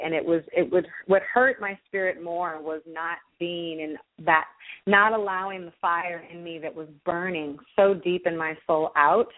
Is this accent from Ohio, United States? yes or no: no; the Bay Area, California, United States; I come from the Bay Area, single-parent family